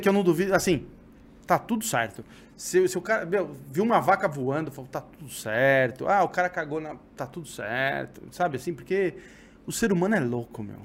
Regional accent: São Paulo, Brazil; eu sou de São Paulo

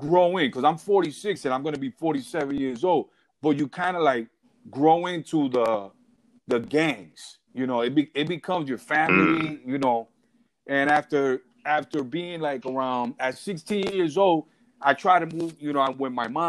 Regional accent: New York City, New York, United States; also born or lived in Puerto Rico / Arizona; I was born in New York City, Bellevue Hospital, and I was raised in Brooklyn.

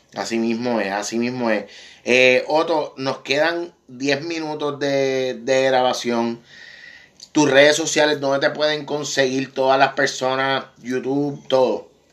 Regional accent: Puerto Rico; como boricua

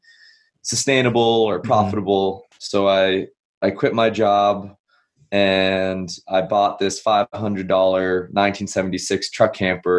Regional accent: Massachusetts, United States; moved away as an adult; I grew up back East. I grew up in Massachusetts

